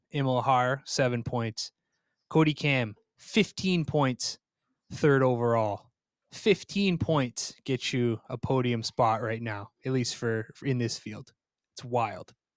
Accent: Vermont, United States; also born or lived in Plymouth, Minnesota; I'm from Vermont.

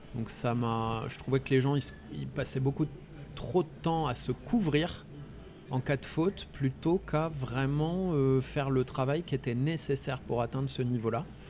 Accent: Ardennes, Grand Est, France; moved away as an adult; also born or lived in Lyon / Nord; now in Concarneau, France; j'ai grandi dans les Ardennes euh, avant d'être à Lyon. J'ai fait ma scolarité dans les Ardennes

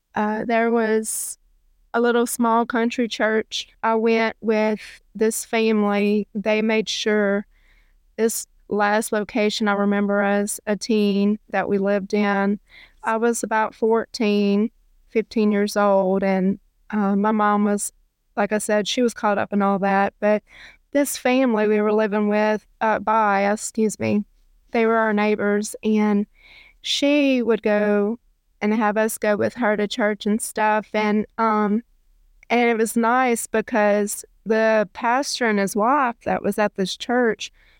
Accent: Natchitoches, Louisiana, United States; I was born in Shreveport, and I was raised in Natchitoches.

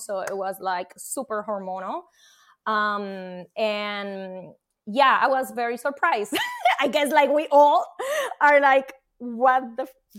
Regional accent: Puerto Rico; now in New Jersey, United States; I am from Puerto Rico, and I live in New Jersey, and I am a scientist by profession and portfolio manager.

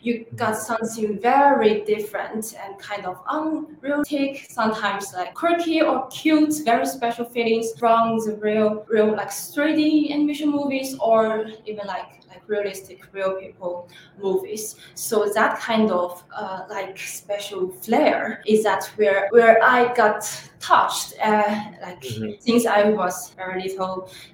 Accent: China; moved away as an adult; also born or lived in Paris, France; now in New York, United States; I'm originally from China, and I went to New York City 4 years ago to go to the college

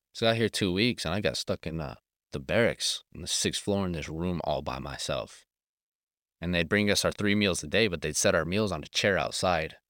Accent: Colorado, United States; moved away; I'm from Colorado originally, so we're used to the cold winters or the dry summers

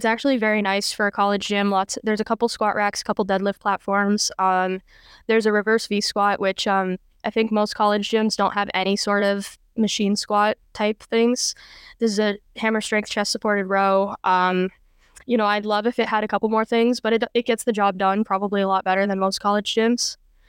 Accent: Los Angeles, California, United States; I'm originally from California. So Los Angeles, Hollywood, very much from that area. I grew up playing ice hockey. And living in California, there wasn't a whole lot of ice hockey there.

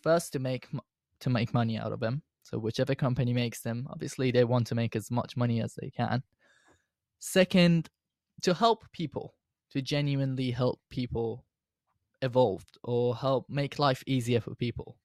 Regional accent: Iran; now in United Kingdom; I was born in Iran, but I've now got Iranian citizenship, well, I've always did, and now I've got a British citizenship

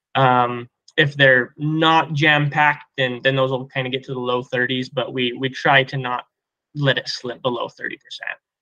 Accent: Colorado, United States; we're from Colorado

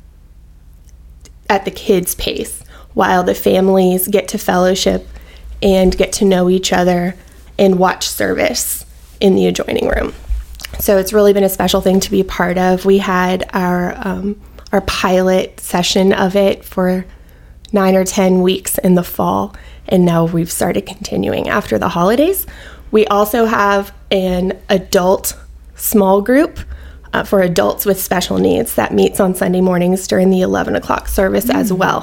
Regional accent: Louisiana, United States; moved away as an adult; also born or lived in Baton Rouge, Louisiana / Mandeville, Louisiana / Alabama; So I am from Louisiana. I was born in Baton Rouge, and I lived there until I was about 11. And then my parents got divorced, and I moved with my sister and I moved with my mom to Mandeville

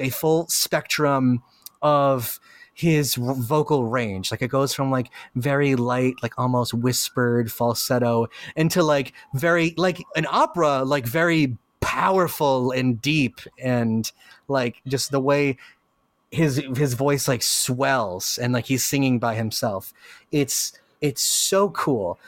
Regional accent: Puerto Rico; Represent P R. That's me.

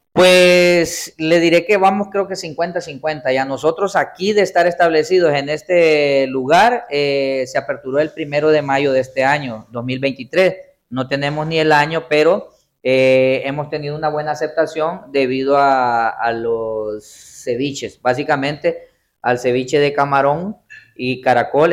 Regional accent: Gracias, Lempira, Honduras; moved away; soy oriundo de Gracia Lempira

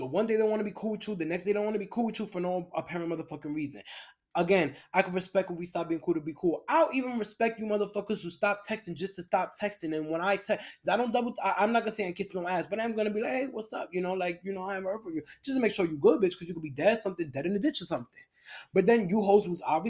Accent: New York, United States; moved away as an adult; now in Los Angeles area, United States; I'm from New York

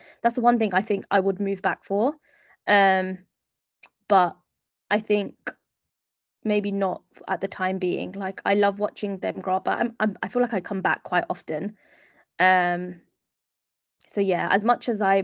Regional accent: London, United Kingdom; moved away as an adult; now in Dubai, United Arab Emirates; growing up in East London

